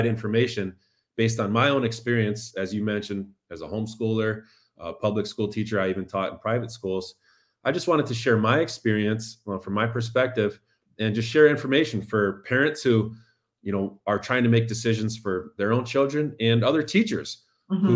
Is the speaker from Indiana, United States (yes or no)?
yes; Indiana, United States; now in Chicago, United States; the Indiana Supreme Court ruled in the early 90s in my hometown